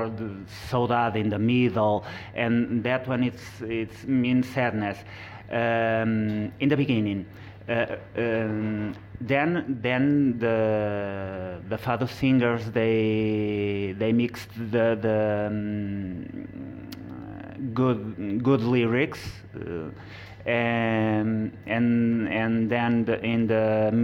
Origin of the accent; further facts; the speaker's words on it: Coimbra, Centro, Portugal; English is a second language; I am come from Coimbra